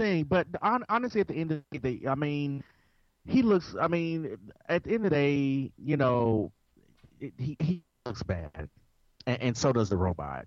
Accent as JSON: {"language": "English", "town": "Memphis", "region": "Tennessee", "country": "United States", "said": "I am also from Memphis, Tennessee"}